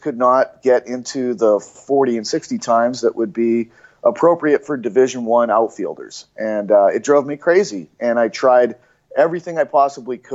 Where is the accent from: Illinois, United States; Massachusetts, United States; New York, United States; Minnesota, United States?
Massachusetts, United States; Cape Cod; where I grew up in Cape Cod in Massachusetts